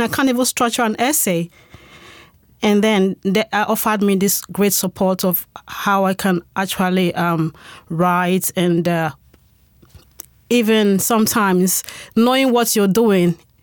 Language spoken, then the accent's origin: English; Spain; moved away as an adult; now in United Kingdom; I am, um, a Spanish citizen. I'm from Spain. So I moved to the U K six years ago.